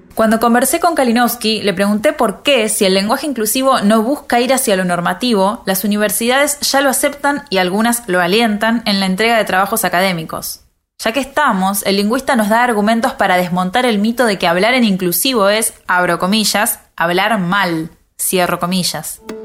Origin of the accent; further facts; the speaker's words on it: Río de la Plata, Argentina; accent: Rioplatense; en Argentina, o mejor dicho, en la región rioplatense hablamos así como me estás oyendo